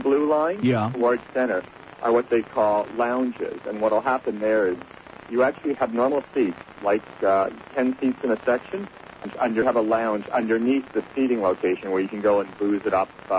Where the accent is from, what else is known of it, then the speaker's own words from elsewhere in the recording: Toronto, Ontario, Canada; And I'm from Toronto.